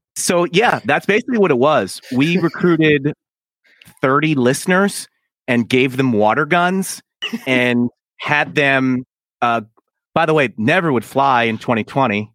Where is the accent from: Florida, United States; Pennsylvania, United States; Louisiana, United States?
Pennsylvania, United States; Philadelphia; moved away as an adult; now in Washington, D.C., United States; That's where I was born and raised